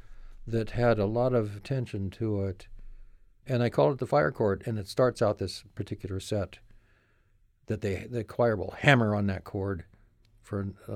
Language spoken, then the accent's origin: English; Portland, Oregon, United States; moved away as an adult; also born or lived in San Juan Islands, Washington; now in Los Angeles, United States; my hometown of Portland, Oregon, where I grew up